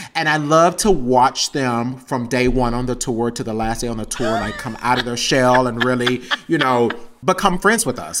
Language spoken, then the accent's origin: English; Texas, United States; growing up in the South in general and being a queer person of color